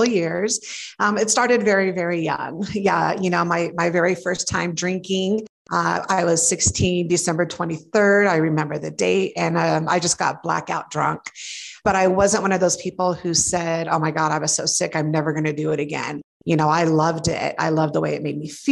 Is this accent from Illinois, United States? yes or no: no; Torrance, California, United States; moved away as an adult; now in Denver, United States; I grew up in Torrance, California